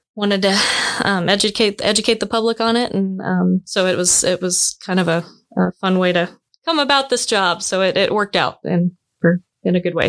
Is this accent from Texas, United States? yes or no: no; Wilson Lake, Kansas, United States; I grew up on on Wilson Lake, which personally to me is the best lake in Kansas